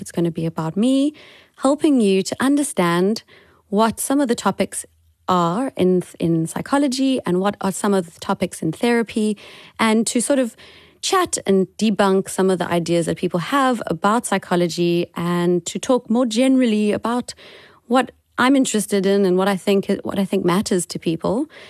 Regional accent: Cape Town, Western Cape, South Africa; also born or lived in Gauteng; I am currently in Cape Town in South Africa, which is my hometown. I was born here

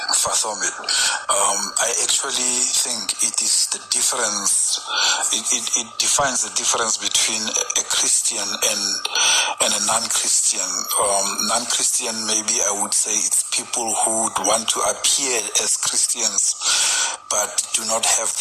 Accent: Pretoria, Gauteng, South Africa; now in De Aar, South Africa; But I come from Ettridgeville

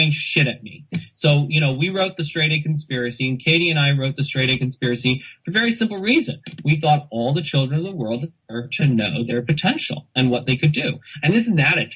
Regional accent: United States; also born or lived in Netherlands; I'm white, I'm male, I'm cisgendered, and I'm American, and I'm Dutch

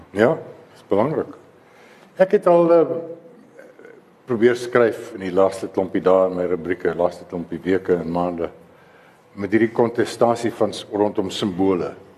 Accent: Free State, South Africa; ek is 'n vrystater

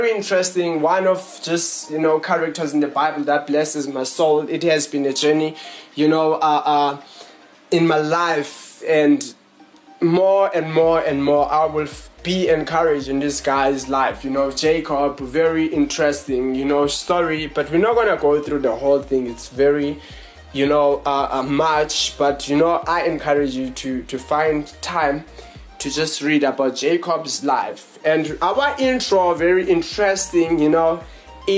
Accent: Johannesburg, Gauteng, South Africa; We are from Johannesburg in South Africa

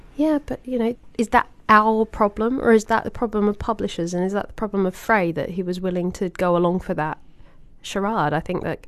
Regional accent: Australia; as an Australian

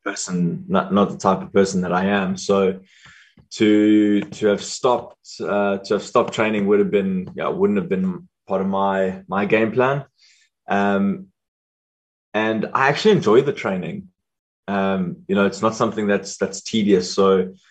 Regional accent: South Africa; as South African hockey players, not being full-time hockey players

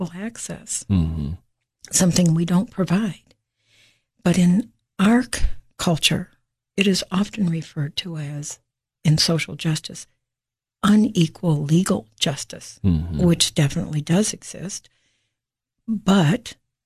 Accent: Beloit, Wisconsin, United States; moved away as an adult; also born or lived in Chicago, Illinois; now in Cookeville, United States; I was born in Beloit, Wisconsin

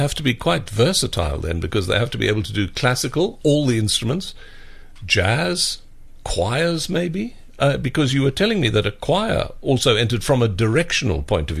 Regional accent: Port Elizabeth, Eastern Cape, South Africa; I was born in Port Elizabeth.

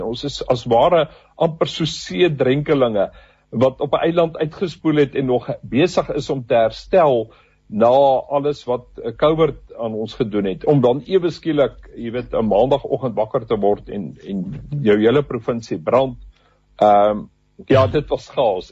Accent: South Africa; ons as as Afrikaners

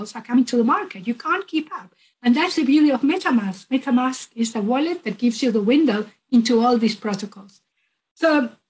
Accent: Uruguay; I'm originally from Uruguay.

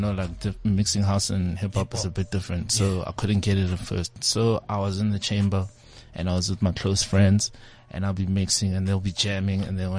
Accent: Pretoria, Gauteng, South Africa; moved away as an adult; now in Johannesburg, South Africa; because I'm from Pretoria

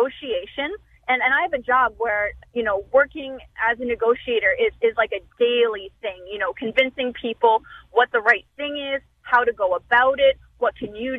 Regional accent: Ontario, Canada; now in Saskatoon, Canada; I'm originally from Ontario

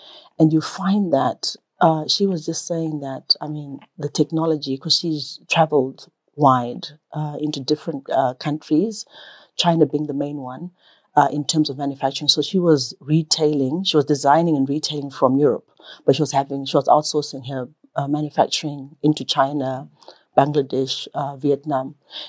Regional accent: Manicaland, Zimbabwe; born there; Okay, so I was born in Manicaland, during the school holidays, I was either in Honda Valley with my maternal grandmother, or I was in Rusape with my paternal grandmother.

